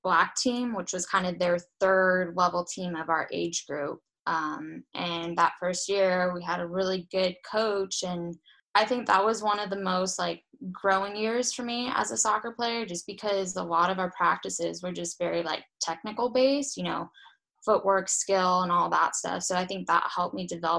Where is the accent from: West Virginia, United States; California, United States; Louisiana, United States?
California, United States; Los Angeles; moved away as an adult; now in Iceland; Southern California, so in Los Angeles.